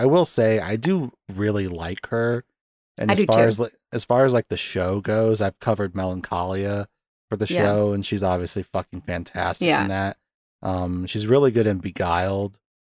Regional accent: Dakota, United States; accent: Dakota; But yeah, that's where I get my Dakota accent from.

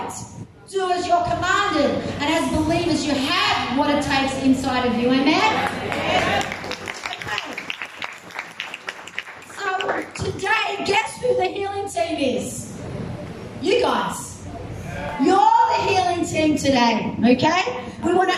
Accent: Australia; I'm just from Australia

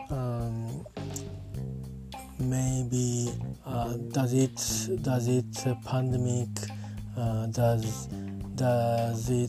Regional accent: Japan; I'm talking from Japan at my hometown.

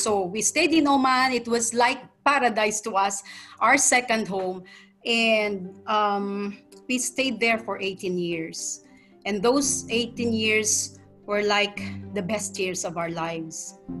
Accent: Jolo, Sulu, Philippines; moved away as an adult; also born or lived in Manila / Yemen; I was born in Holosulu. I grew up there until high school.

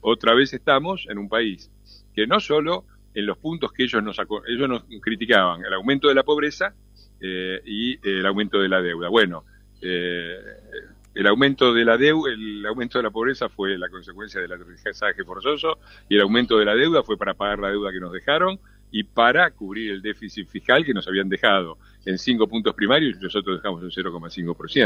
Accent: Argentina; los argentinos, los argentinos estamos en todos lados

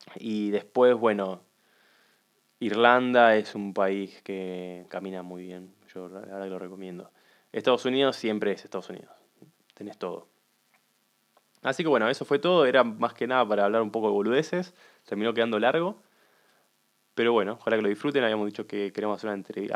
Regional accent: Argentina; como argentinos

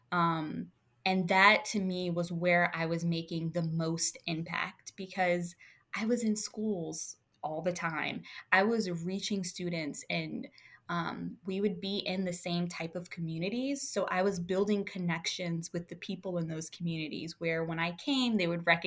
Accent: Louisiana, United States; now in Virginia, United States; I'm originally from Louisiana

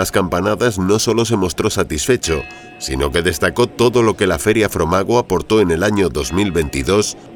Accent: England, United Kingdom; Spanish is a second language; soy inglés, no hablo muy bien español.

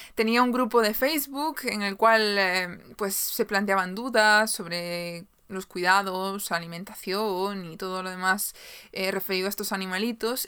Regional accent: Galicia, Spain; soy de Galicia, en España

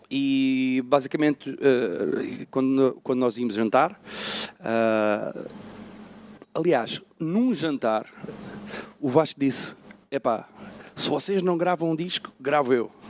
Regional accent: Algarve, Portugal; also born or lived in Amsterdam, Netherlands; eu apareci no Algarve, eh, pá, não tinha escolha, tinha dois anos.

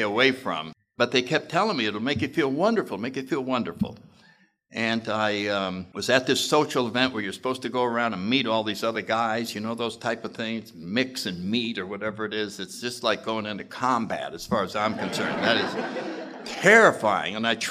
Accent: New Haven, Connecticut, United States; I grew up in New Haven, Connecticut in the 30s

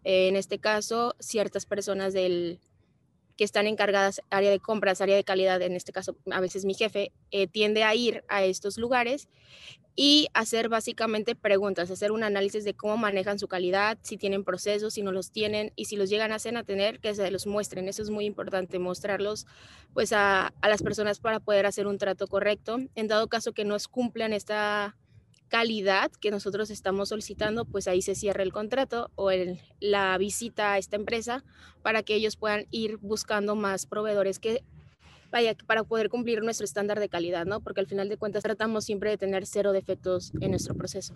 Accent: Mexico; los mexicanos somos como más amorosos que los, los brasileños

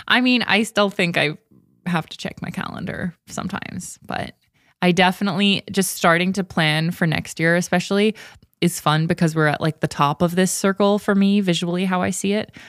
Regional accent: Ontario, Canada; moved away; where I grew up in Canada and Ontario

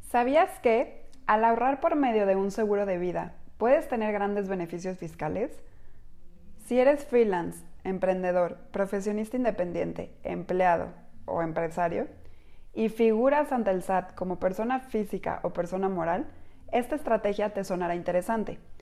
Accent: Mexico; como mexicanos responsables

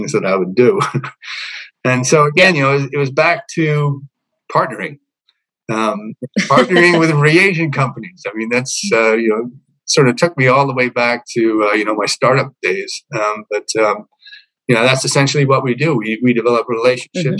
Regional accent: Montreal, Quebec, Canada; moved away as an adult; also born or lived in United Kingdom / British Columbia; I grew up in Montreal. Personally, at least, I did around 3 years of elementary school and 2 years of secondary school there.

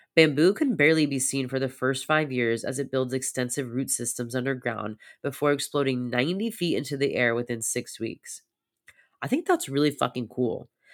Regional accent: United States; growing up in very hustle culture of America

